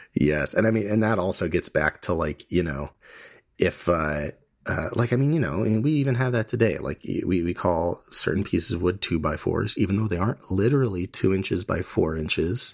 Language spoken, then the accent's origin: English; United States; we're Hellenistic, we're American, a lot of us